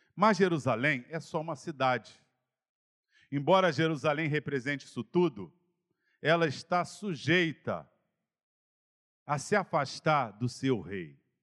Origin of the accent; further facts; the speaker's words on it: Campo Grande, Brazil; Na minha terra, você, ó, você até sai de Campo Grande, mas Campo Grande não sairá de você